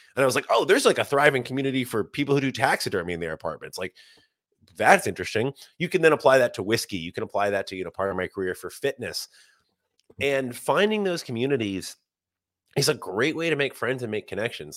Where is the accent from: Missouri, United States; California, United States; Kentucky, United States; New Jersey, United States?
Kentucky, United States; Bardstown; moved away as an adult; now in New York City, United States; Not only did I grow up in Bardstown, I grew right up, right off Distiller's Row